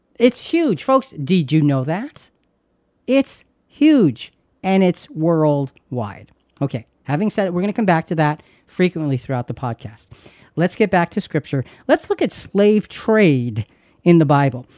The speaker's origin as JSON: {"language": "English", "country": "United States", "said": "we're from the United States of America"}